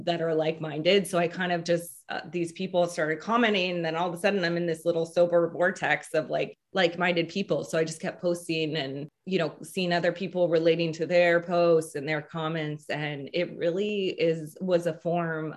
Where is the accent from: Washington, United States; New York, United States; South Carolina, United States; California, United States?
Washington, United States; Seattle; also born or lived in Louisiana; I grew up in Seattle and I am the youngest of four